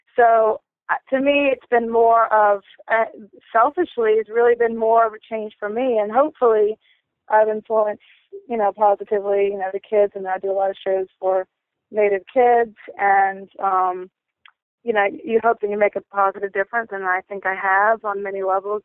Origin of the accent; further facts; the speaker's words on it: North Carolina, United States; I'm from the Lumbee and Tuscarora tribe from North Carolina in the States